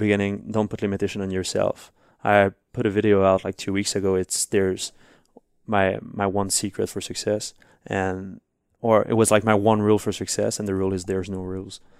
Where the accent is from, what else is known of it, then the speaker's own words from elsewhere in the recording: Montreal, Quebec, Canada; first language French; English is a second language; I was really bad in English first at school. We learned English, but I didn't really care because I was, like, in Montreal